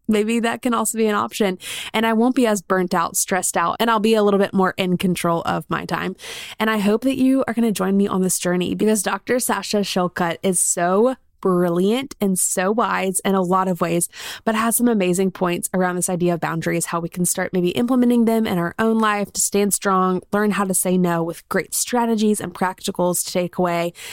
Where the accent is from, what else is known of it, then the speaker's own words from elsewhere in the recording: South Carolina, United States; now in Birmingham, United States; I grew up in South Carolina